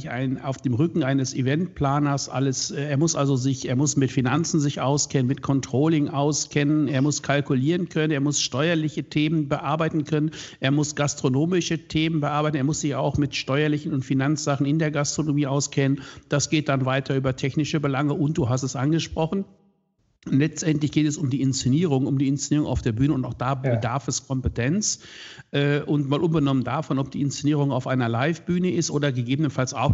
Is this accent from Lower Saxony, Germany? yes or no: no; Hagen, North Rhine-Westphalia, Germany; born there; ich selber bin äh, geboren in Hagen, Westfalen. Das ist ja. äh, nicht so weit weg von Düsseldorf. In unserer Jugend haben wir immer gesagt, das Schönste an Hagen ist der Zug nach Düsseldorf.